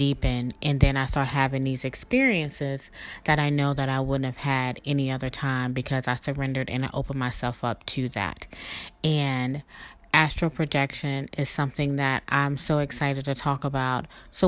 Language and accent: English; South Mississippi, United States; my background growing up in South Mississippi with a grandfather that was a reverend